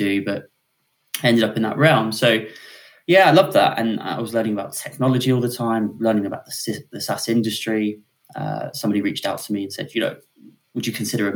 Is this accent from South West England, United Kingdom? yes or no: yes; Weymouth, South West England, United Kingdom; now in Tunbridge Wells, United Kingdom; I'm from sunny Weymouth, which is a seaside town in Dorset